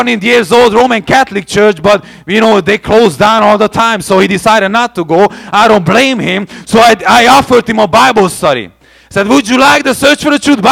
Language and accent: English; Hungary; moved away; my hometown where my parents got baptized